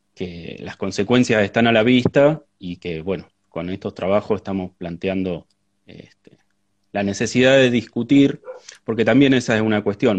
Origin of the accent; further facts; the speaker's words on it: La Pampa, Argentina; now in San Luis, Argentina; yo nací en La Pampa, en el oeste de La Pampa